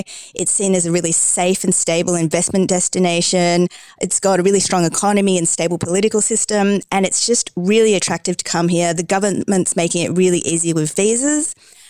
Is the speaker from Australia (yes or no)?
yes; Tasmania, Australia; also born or lived in Queensland, Australia / Brussels, Belgium; now in Dubai, United Arab Emirates; So I was born in Tasmania, which is the tiny island down the bottom. And then obviously I moved to Queensland afterwards, which is all the way up the top.